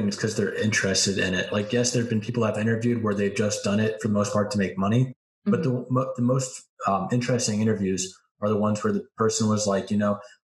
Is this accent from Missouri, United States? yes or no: yes; St. Louis, Missouri, United States; I'm from St. Louis.